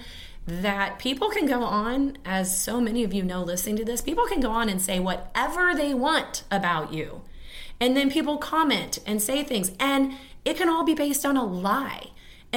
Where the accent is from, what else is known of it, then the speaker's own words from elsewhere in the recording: Kansas City, Missouri, United States; growing up in Kansas City. I went to Casey Moe Public Schools